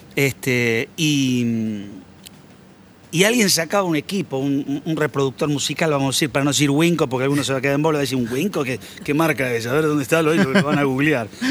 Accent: San Nicolás de los Arroyos, Buenos Aires Province, Argentina; de aquellas épocas gloriosas de la infancia en San Nicolás

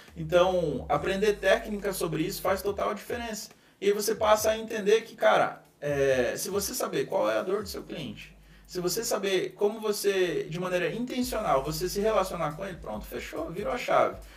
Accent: Foz do Iguaçu, Paraná, Brazil; eu moro numa tríplice fronteira, sou de Foz do Iguaçu, interior do, do Paraná

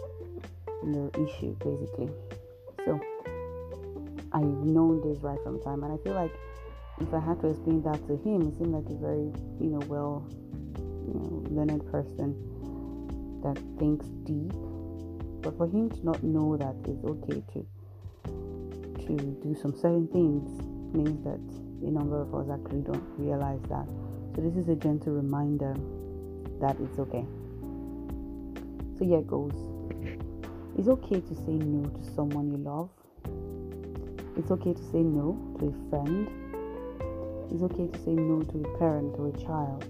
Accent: Nigeria; I'm a Nigerian

